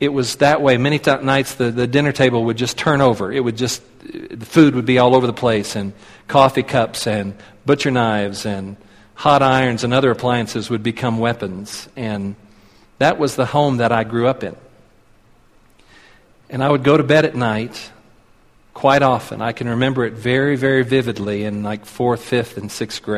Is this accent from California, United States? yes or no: no; Tulsa, Oklahoma, United States; moved away as an adult; now in Colorado Springs, United States; I was born and raised in Tulsa. Lived all of my life there until last July